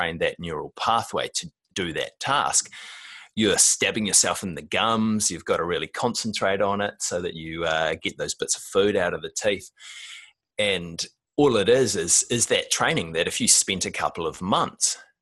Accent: New Zealand; I'm a Kiwi guy that grew up in the 80s and the 90s.

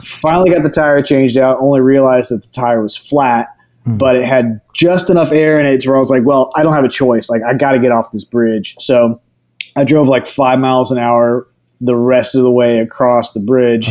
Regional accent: Houston, Texas, United States; also born or lived in New Orleans, Louisiana / Denton, Texas; moved to Houston and lived in Houston till I was 18

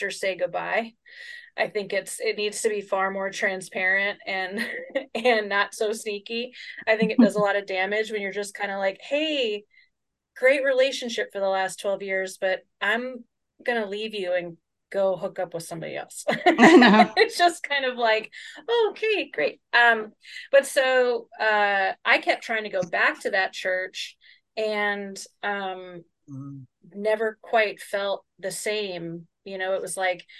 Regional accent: Chicago, Illinois, United States; I grew up in Chicago

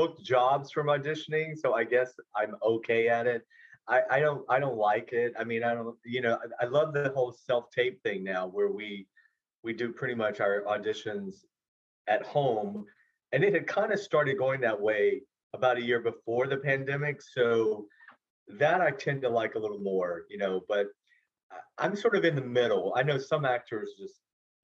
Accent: Georgia, United States; moved away as an adult; now in Los Angeles, United States; I was 23 from Georgia

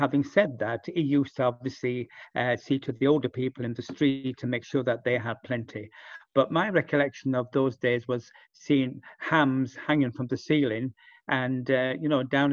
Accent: Mexborough, Yorkshire and the Humber, United Kingdom; also born or lived in Stoke-on-Trent; a few months later, she moved into Mexborough, which is in South Yorkshire

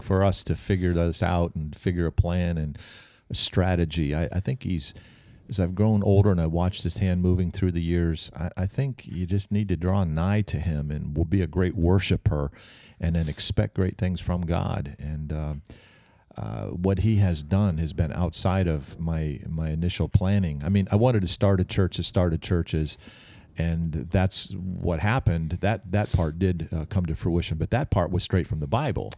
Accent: Albany, New York, United States; I'm from Albany, New York

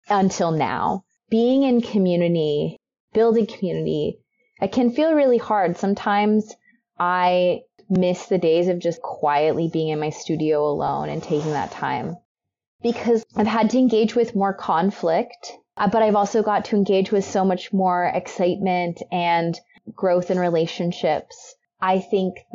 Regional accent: Texas, United States; now in Oregon, United States; I'm from Texas

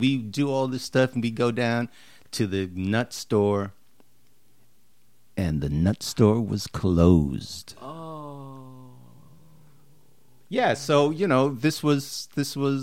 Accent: New York City, New York, United States; I grew up in the Bronx

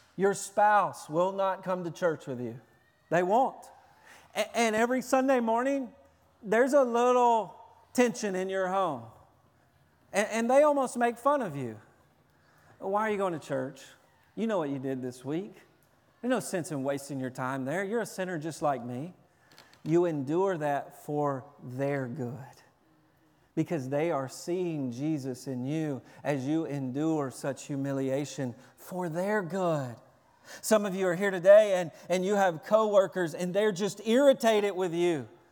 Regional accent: Tennessee, United States; I'm from Tennessee. Everybody parks in the front yard.

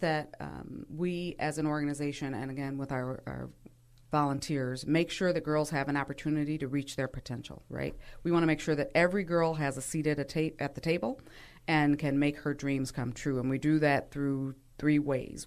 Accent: Milwaukee, Wisconsin, United States; I, too, born and raised in Milwaukee

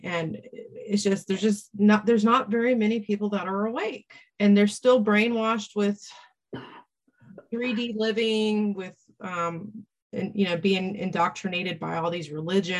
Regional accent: Florida, United States; now in North Carolina, United States; Well, I'm in North Carolina, but I'm from Florida.

